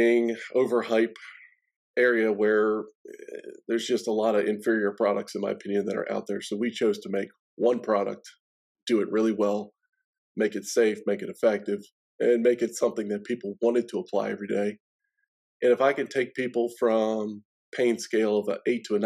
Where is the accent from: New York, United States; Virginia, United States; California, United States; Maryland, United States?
Maryland, United States; Baltimore; moved away as an adult; now in Nashville, United States; I'm actually originally from Baltimore, Maryland, born and raised there.